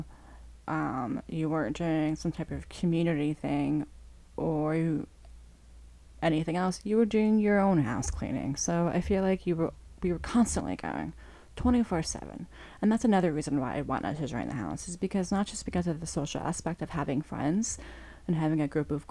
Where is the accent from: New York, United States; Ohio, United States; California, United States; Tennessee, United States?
New York, United States; Long Island; I grew up on Long Island